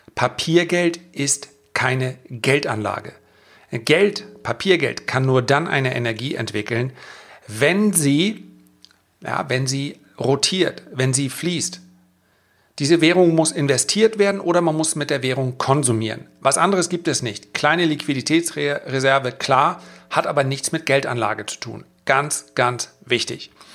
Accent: the North, Northern Germany, Germany; bei uns im Norden

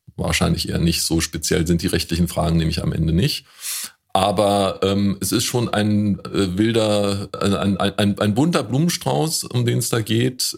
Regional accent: Woltersdorf, Brandenburg, Germany; in Woltersdorf, da wo ich herkomme

